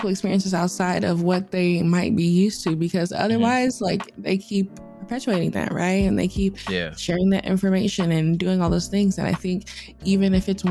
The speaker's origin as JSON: {"language": "English", "country": "United States", "said": "I'm American because I'm not from Africa"}